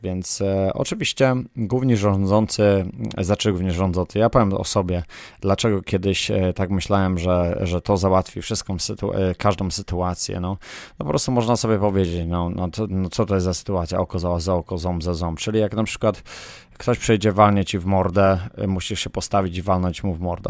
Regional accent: Poland; na której się wychowałem w, w Polsce

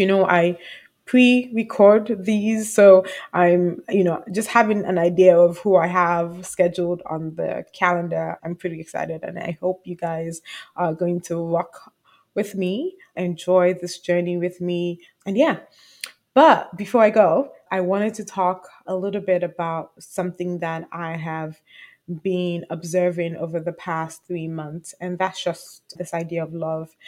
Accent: Nigeria; I'm Nigerian.

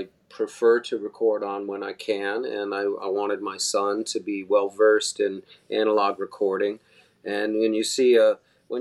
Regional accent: Arizona, United States; now in Long Island, United States; I grew up, you know, growing up in Arizona

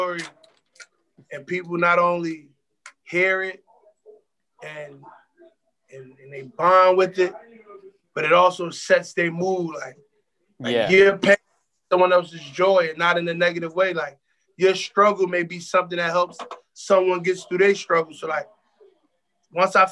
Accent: Philadelphia, Pennsylvania, United States; I'm from Philly. My roots is heavy Philly music and heavy East Coast based

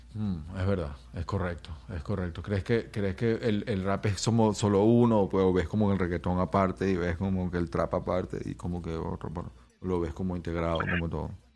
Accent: Venezuela; now in Los Angeles, United States; Yo soy un venezolano, yo soy un venezolano rapero que ya tiene tiempo aquí en Los Ángeles

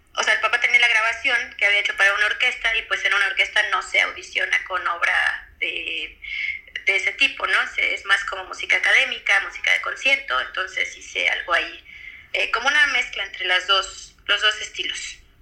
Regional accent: Mexico City, Mexico; also born or lived in New York; yo soy de la Ciudad de México, yo estudié en la Facultad de de la UNAM

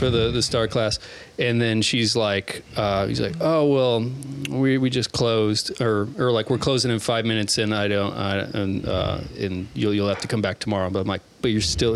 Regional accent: Omaha, Nebraska, United States; also born or lived in Blair, Nebraska; I was born in Omaha

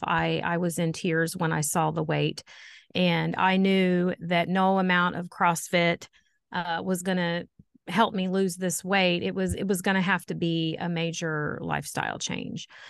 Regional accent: Poseyville, Indiana, United States; I am from Poseyville, Indiana, uh, born and raised Posey County girl.

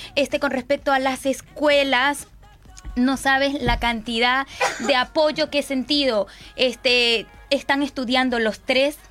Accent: Barquisimeto, Lara, Venezuela; moved away as an adult; now in Uruguay; Somos de Barquisimeto, Estado Lara.

